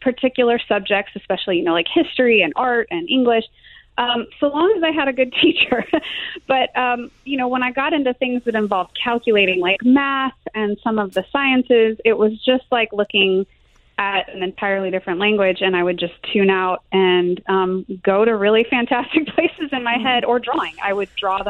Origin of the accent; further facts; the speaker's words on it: Salt Lake City, Utah, United States; moved away; I grew up in Salt Lake City for a while